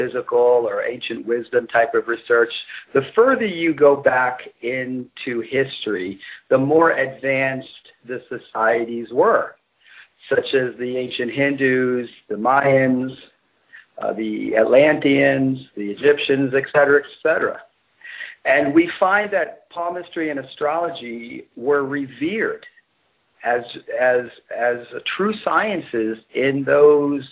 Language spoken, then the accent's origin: English; New York, United States; also born or lived in England; I grew up in New York